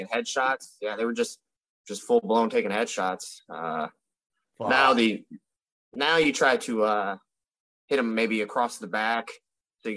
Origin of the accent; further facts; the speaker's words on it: Midwest, United States; I grew up in the Midwest and just an all-American good boy